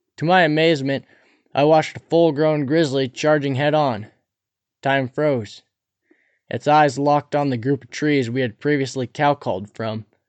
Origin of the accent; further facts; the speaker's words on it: Cabinet Mountains, Montana, United States; Growing up near the Cabinet Mountains